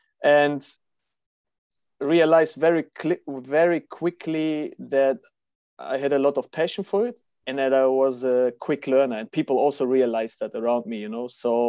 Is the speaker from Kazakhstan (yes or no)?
yes; Kazakhstan; born there; So, yeah, as we discussed before, I was born in Kazakhstan. My father is a Russian. My mother is German.